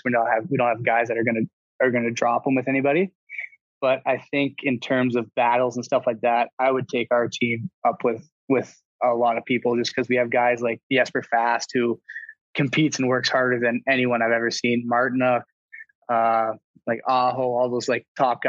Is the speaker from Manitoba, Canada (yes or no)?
yes; Winnipeg, Manitoba, Canada; moved away; I am from Winnipeg.